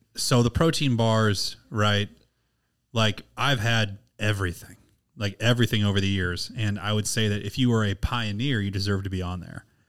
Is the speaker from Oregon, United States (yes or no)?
no; Missouri, United States; I'm from Missouri. I've only lived in Missouri my whole entire